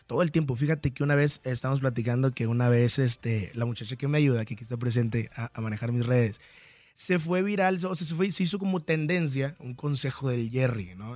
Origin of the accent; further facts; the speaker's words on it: Apatzingán, Michoacán, Mexico; soy originario de Patzingán, Michoacán